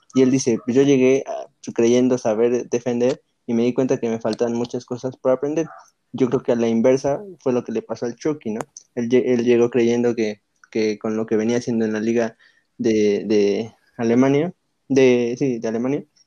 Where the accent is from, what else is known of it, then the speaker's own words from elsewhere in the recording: Mexico; nosotros como selección mexicana